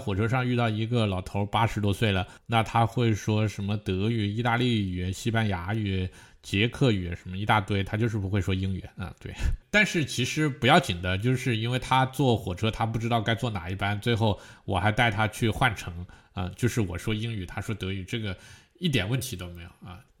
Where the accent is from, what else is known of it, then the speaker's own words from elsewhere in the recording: South China, China; 那我属于我不排斥北京话的南方人，但是我也觉得，就南方本来我们讲话自己的方言体系